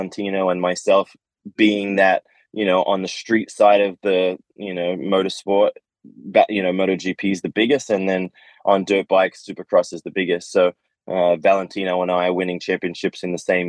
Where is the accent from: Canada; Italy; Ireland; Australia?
Australia; I grew up in Australia